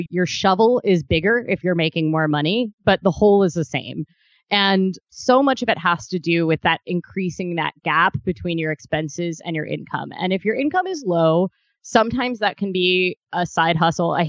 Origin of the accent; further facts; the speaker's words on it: Midwest, United States; also born or lived in Kentucky / Ohio; I'm originally from the Midwest. I spent about half my day in Kentucky and half in Ohio in my teenage years